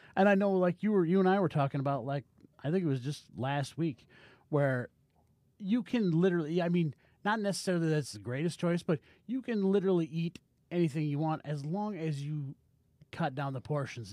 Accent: United States

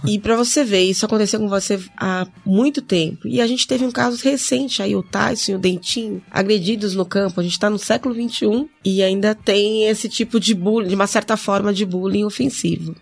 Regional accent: São Paulo, Brazil; Nasci na Zona Norte também

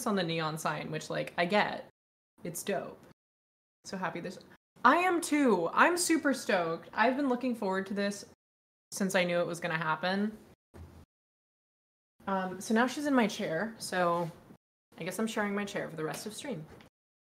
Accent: Dallas, Texas, United States; also born or lived in Newport Beach, California; I was born in Newport Beach, California area. Nice. But I was raised in Dallas, Texas.

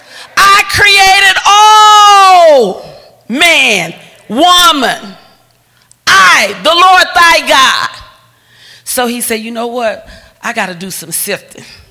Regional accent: the South, United States; I'm from the South

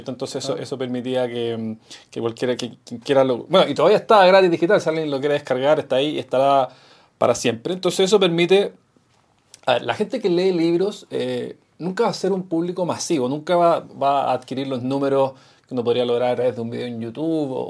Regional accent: Chile

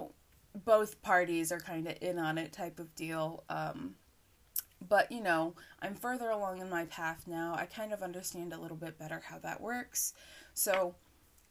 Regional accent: United States; I am from the U.S. I am an American

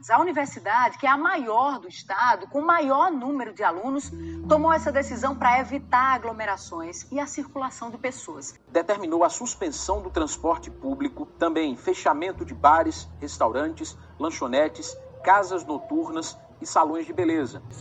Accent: Pernambuco, Brazil; now in João Pessoa, Brazil; Eu sou pernambucana e tive a oportunidade de ir para casa quando tudo ficou mais complicado aqui em João Pessoa.

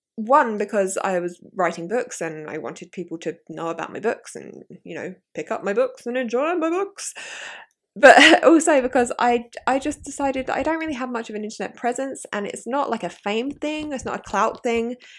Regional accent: southeast of London, South East England, United Kingdom; I end up just going, "London, 'cause it's easier." But I'm like, um, more southeast than

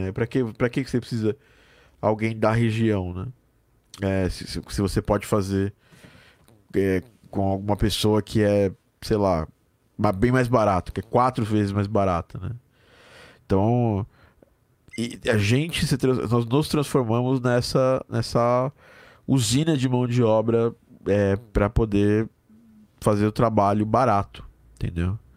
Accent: Curitiba, Paraná, Brazil; Eu sou de Curitiba. Paraná, né?

